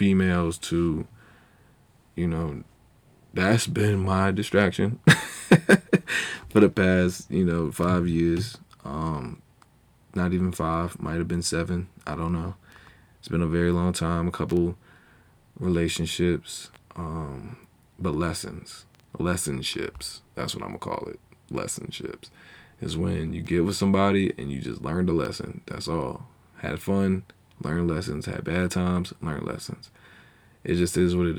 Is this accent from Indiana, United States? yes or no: no; Charlotte, North Carolina, United States; also born or lived in Asbury Park, New Jersey; I was born in Monmouth County Medical, I think. But yeah, then I spent time in Asbury Park, New Jersey, early years. Then I left. You know, we moved. I forgot what age I was, but we moved. And we came down to North Carolina, Charlotte, North Carolina. And been here ever since